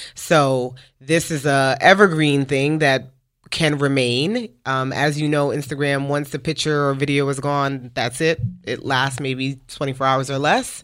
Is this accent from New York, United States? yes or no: yes; New York City, New York, United States; moved away as an adult; now in Dallas, United States; we are from Brooklyn, New York, uh, now living in Dallas, Texas for the past five and a half years. But, uh, we met each other in the projects